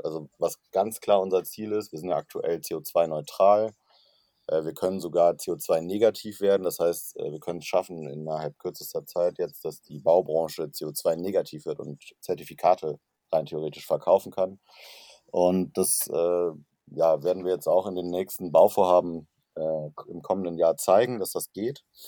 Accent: Cologne, North Rhine-Westphalia, Germany; ich komme aus Köln

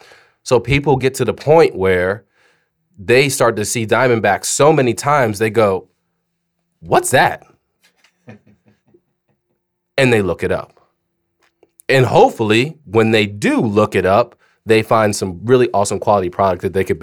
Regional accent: Germany; But prior to that, I grew up grew up in Germany. My dad was in the military. I was a military brat. We lived off the base all the time.

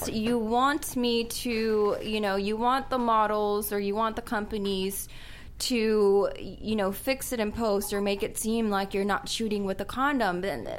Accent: San Fernando Valley, California, United States; I was born and raised in Porn Valley, as they call it, and you know, and I love it.

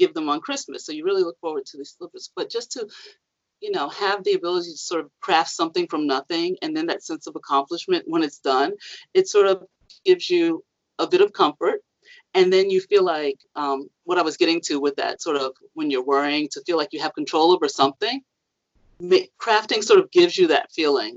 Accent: New York City, New York, United States; I grew up in Harlem

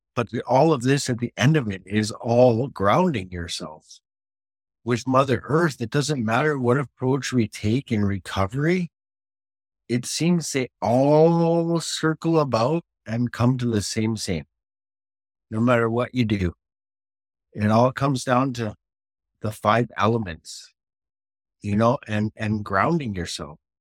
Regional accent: Canada; now in United Kingdom; everything I'm doing in the United Kingdom as the Canadian guy

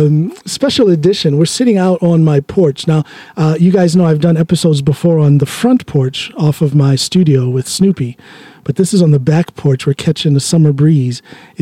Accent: Drammen, Buskerud, Norway; And when they know that I'm from Drammen, they ask about you.

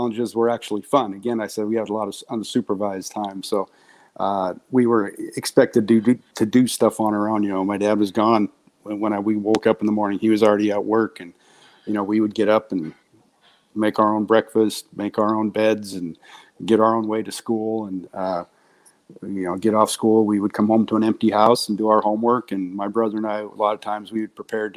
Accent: Butte, Montana, United States; moved away as an adult; I'm from Butte, Montana, and it's just a small, hardworking mining town

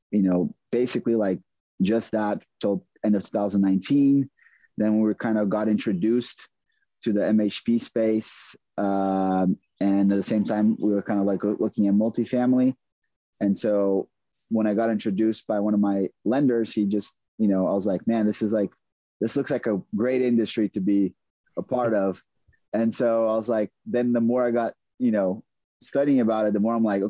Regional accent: Brazil; moved away as an adult; also born or lived in McAllen, Texas; now in San Antonio, United States; I'm originally born and raised in Brazil. I came to the U.S. to on a tennis scholarship.

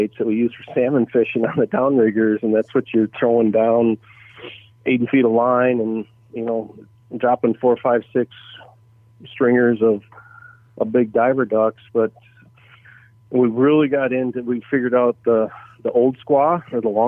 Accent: Saginaw, Michigan, United States; I was born and raised in Saginaw, Michigan, kind of right at the bottom of Lake Huron, Saginaw Bay

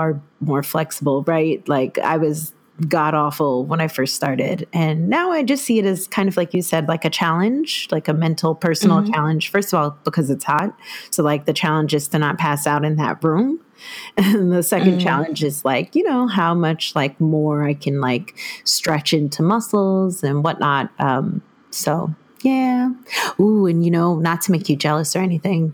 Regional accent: New York, United States; I'm Haitian American diaspora from New York

